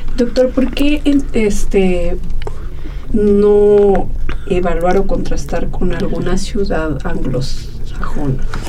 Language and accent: Spanish; Aguascalientes, Mexico; vengo del barrio de Guadalupe